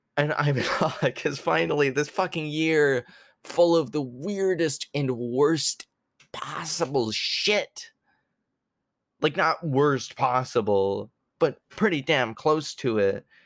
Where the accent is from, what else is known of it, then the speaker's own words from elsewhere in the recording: Canada; also born or lived in New York, United States; I was born in New York. I lived there till I was almost seven years old. That's when I moved to Canada